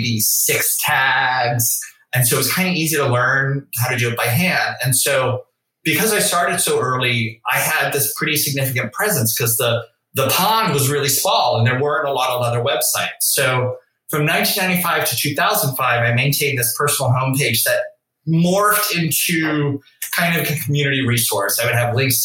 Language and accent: English; New Orleans, Louisiana, United States; I grew up in New Orleans